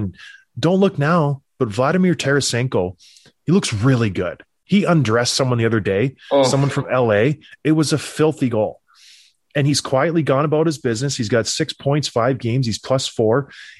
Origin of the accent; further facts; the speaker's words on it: Edmonton, Alberta, Canada; I was born in Edmonton.